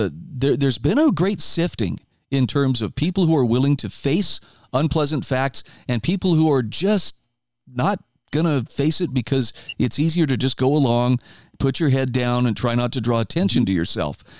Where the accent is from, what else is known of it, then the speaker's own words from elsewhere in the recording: Idaho, United States; my home state of Idaho